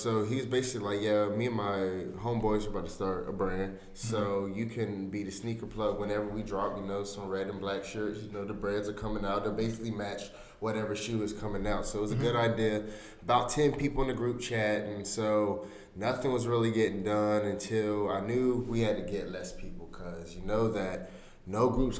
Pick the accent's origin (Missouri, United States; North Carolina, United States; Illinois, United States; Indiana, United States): North Carolina, United States; Durham; I'm from Durham. I'm from Durham. Bull City.